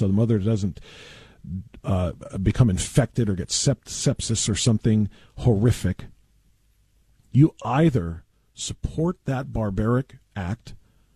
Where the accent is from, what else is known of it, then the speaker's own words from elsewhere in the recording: Elyria, Ohio, United States; Elyria. That's my hometown.